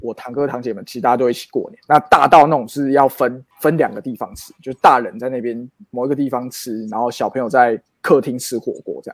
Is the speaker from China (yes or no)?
no; Tainan, Taiwan; 我跟詹哥小时候住乡下嗯，关庙，关庙